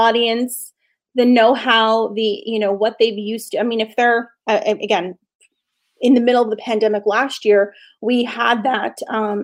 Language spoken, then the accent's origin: English; Canada; It's a Canadian company. I'm Canadian